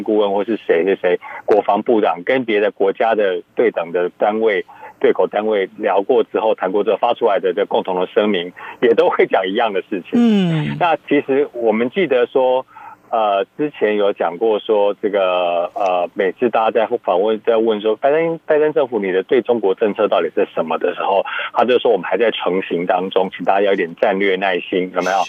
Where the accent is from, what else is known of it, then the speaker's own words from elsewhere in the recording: United States; Chinese is a second language; 这个东西我们美国人没有办法忍受这样的事情